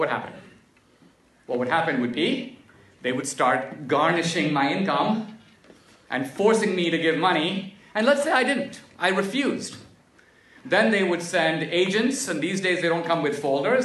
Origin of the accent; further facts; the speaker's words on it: India; now in United States; growing up in India